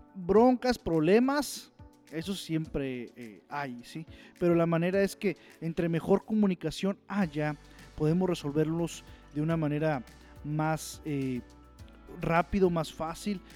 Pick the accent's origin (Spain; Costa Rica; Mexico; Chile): Mexico; Saltillo, Coahuila; yo soy de Saltillo, Coahuila